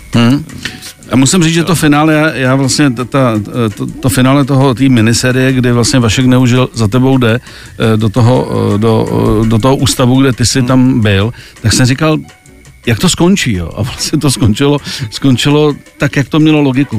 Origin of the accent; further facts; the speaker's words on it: Czechia; u nás v Čechách